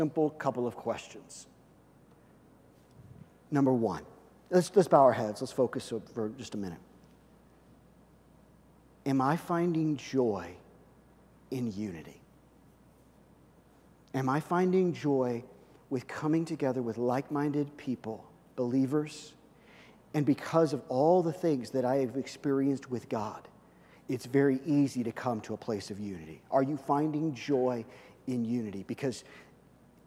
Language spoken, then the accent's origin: English; Kansas City, Missouri, United States; when I grew up in Kansas City as a kid